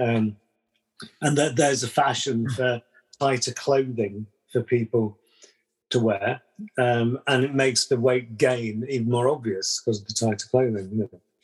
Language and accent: English; London, United Kingdom; moved away; I was brought up in London